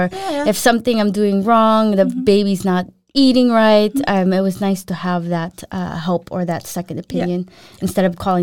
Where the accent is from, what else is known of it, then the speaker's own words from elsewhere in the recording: Philippines; And then now I came from Philippines to US, I'm like, peanut butter and jelly sandwich, cereal, what is all this stuff?